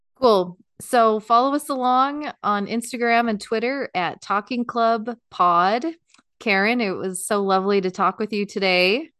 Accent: United States; we're American

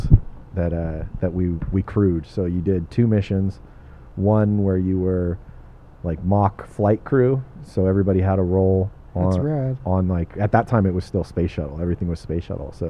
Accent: Torrance, California, United States; also born or lived in Redondo Beach / Lomita; I'm a South Bay kid. I was born in Torrance. I grew up in Torrance and Redondo Beach

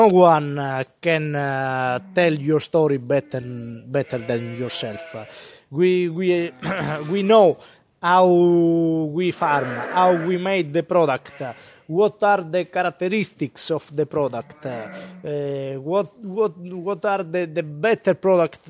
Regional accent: Calabria, Italy; moved away as an adult; now in Florence, Italy; I'm from Calabria, I moved here in Florence in 2017.

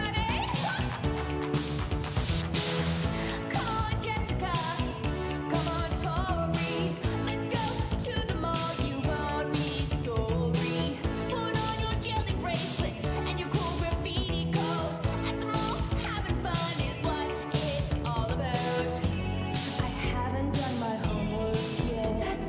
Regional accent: outside of Philadelphia, Pennsylvania, United States; I grew up outside of Philadelphia

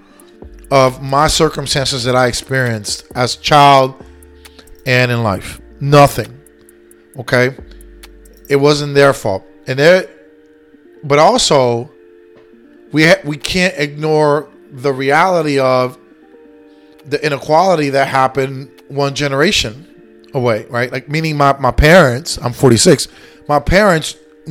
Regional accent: Lakeland, Florida, United States; also born or lived in New York, New York / Puerto Rico (ancestry); I was born and raised here. Florida is my state. Lakeland is my hometown

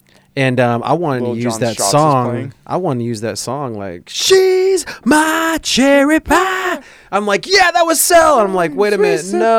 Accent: California, United States; I grew up in South Cali, baby.

